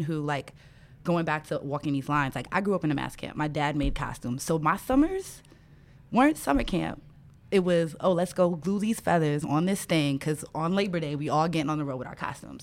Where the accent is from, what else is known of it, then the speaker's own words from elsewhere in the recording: New York City, New York, United States; growing up in Brooklyn, New York, both of my parents are from Trinidad